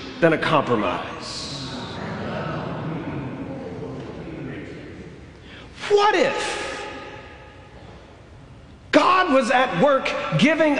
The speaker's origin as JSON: {"language": "English", "region": "Alabama", "country": "United States", "tie": "born or raised there", "said": "I grew up in Alabama"}